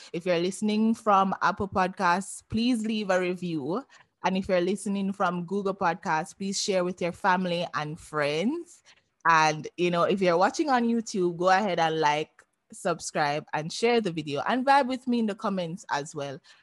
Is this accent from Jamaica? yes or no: yes; Jamaica; I'm Jamaican